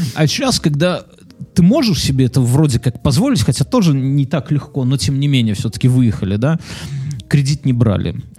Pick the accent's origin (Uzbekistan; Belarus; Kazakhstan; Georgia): Belarus; Мы же белорусы